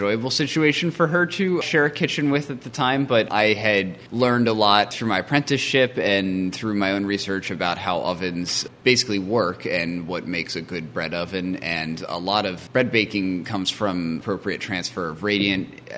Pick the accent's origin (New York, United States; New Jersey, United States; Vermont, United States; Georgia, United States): Vermont, United States; Chittenden County; moved away; I grew up in Chittenden County, Vermont, towards Mount Mansfield